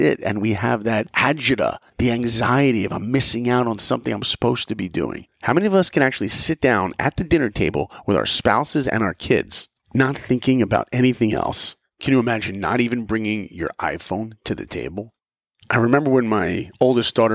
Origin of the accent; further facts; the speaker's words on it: New York and Long Island, United States; I grew up in New York and Long Island